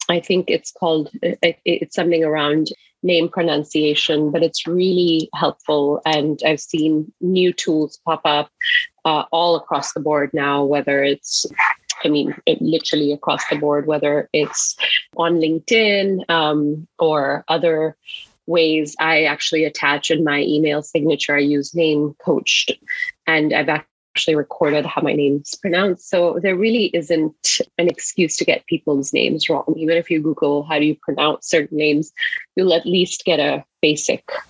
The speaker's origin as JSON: {"language": "English", "country": "Singapore", "moved": "yes", "lives_now": "Seattle, United States", "said": "I'm originally from Singapore"}